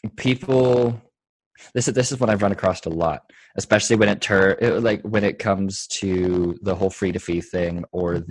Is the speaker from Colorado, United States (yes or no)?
yes; Colorado, United States; moved away as an adult; also born or lived in Texas; it's my home state